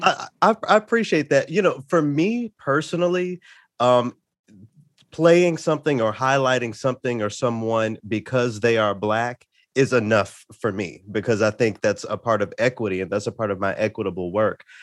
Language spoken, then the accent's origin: English; Memphis, Tennessee, United States; I grew up in Memphis